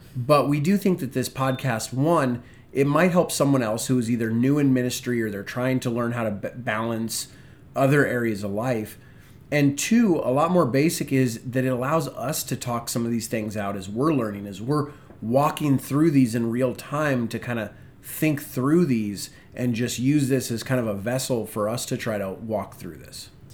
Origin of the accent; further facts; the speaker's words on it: Spokane, Washington, United States; moved away as an adult; now in Virginia, United States; I'm originally from Washington State, the wonderful city of Spokane.